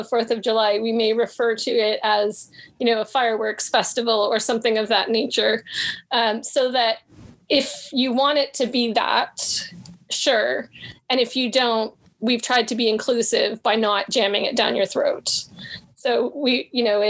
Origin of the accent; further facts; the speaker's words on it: Canada; I'm Canadian